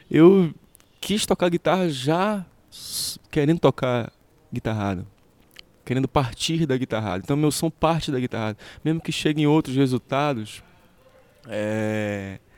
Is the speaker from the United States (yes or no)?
no; Pará, Brazil; E a minha tradição, a tradição de onde eu venho, a tradição amazônica, a tradição paraense, ela tinha um rio muito caudaloso para ser mergulhado.